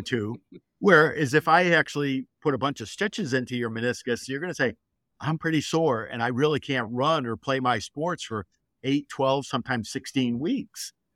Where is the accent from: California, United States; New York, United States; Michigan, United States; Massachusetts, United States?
Michigan, United States; Detroit; I grew up in Detroit, and I'm a Michigan boy